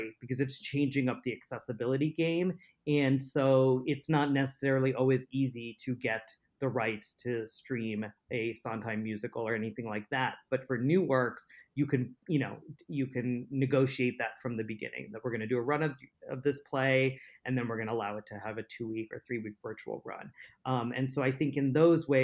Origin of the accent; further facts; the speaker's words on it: United States; I was viewed first as an American, and then next was as an Indian American